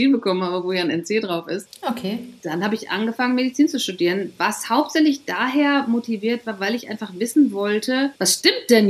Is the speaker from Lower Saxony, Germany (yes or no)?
yes; Glandorf, Lower Saxony, Germany; moved away as an adult; now in Cologne, Germany; 1997, war ich 21 und bin aus meinem Heimatdorf Glandorf, was zwischen Münster und Osnabrück liegt, weggezogen in die große, weite Welt